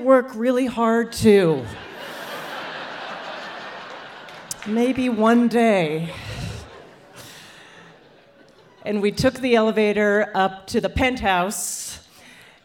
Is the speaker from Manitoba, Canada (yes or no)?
no; Calgary, Alberta, Canada; moved away as an adult; also born or lived in New York; Growing up in Calgary, Alberta, Canada